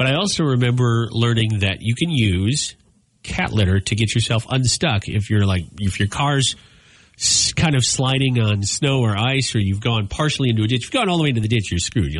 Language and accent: English; Minnesota, United States; now in Iowa, United States; when I was growing up in Minnesota